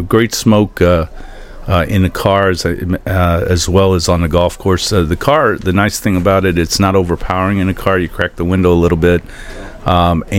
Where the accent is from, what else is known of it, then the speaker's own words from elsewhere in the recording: Cleveland, Ohio, United States; now in Venice, Florida, United States; I grew up in Cleveland, actually, but haven't been back for really about 25, 30 years